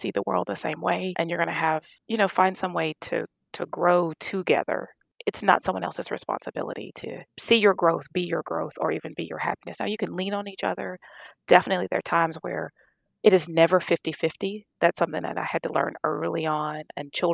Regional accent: Louisiana, United States; moved away as an adult; I'm from Louisiana

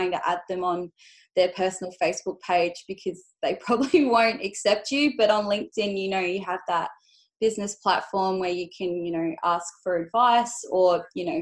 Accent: Adelaide, South Australia, Australia; I grew up in Adelaide

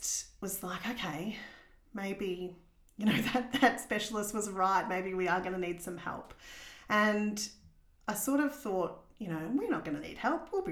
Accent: Warrnambool, Victoria, Australia; moved away as an adult; also born or lived in Lorne; now in Geelong, Australia; I grew up in Warrnambool

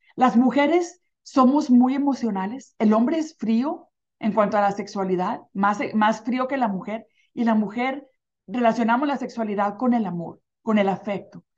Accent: Mexico; now in United States; cuando crecí, crecí en un pueblito en México

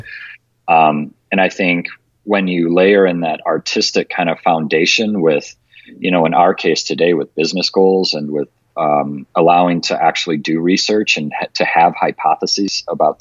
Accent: Detroit, Michigan, United States; now in Las Vegas, United States; I grew up in Detroit

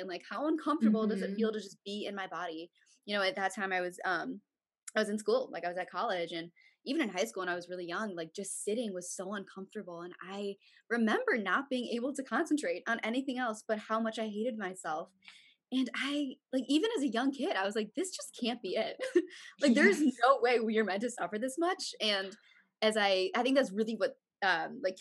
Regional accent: Chicago, Illinois, United States; I'm from Chicago, Illinois

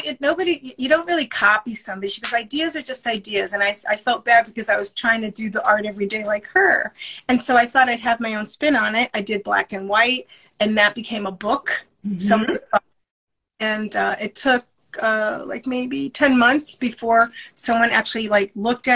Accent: New York City, New York, United States; now in New England, United States; I live in New England, and I'm originally from Brooklyn

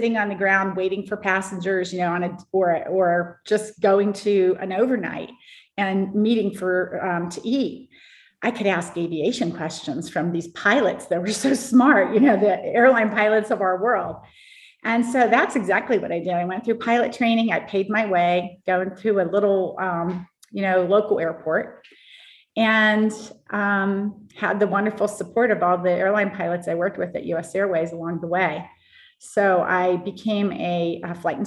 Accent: Pittsburgh, Pennsylvania, United States; I grew up in the Pittsburgh area

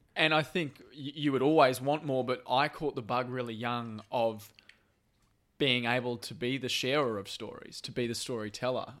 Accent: Brisbane, Queensland, Australia; I grew up in Brisbane

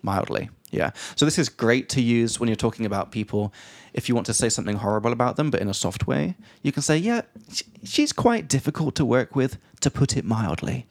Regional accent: England, United Kingdom; from England

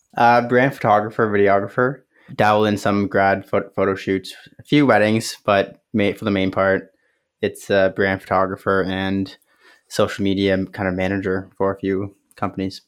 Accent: Kitchener, Ontario, Canada; Kitchener, Ontario, Canada

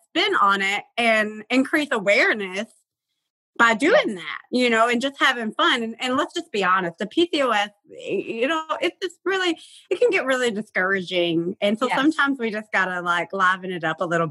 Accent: Tennessee, United States; I'm from Tennessee

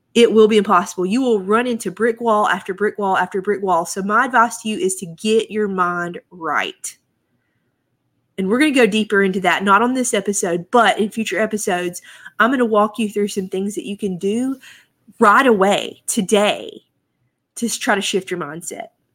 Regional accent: United States; I'm an American

